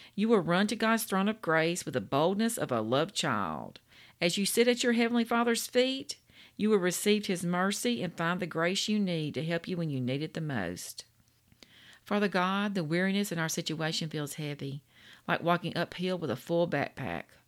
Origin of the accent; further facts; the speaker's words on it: Louisiana, United States; I'm from Louisiana. We the food state